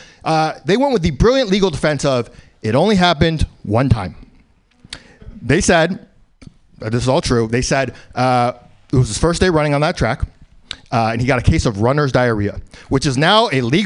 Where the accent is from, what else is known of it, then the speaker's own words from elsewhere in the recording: New York City, New York, United States; Born in New York, live in New York, in the East Village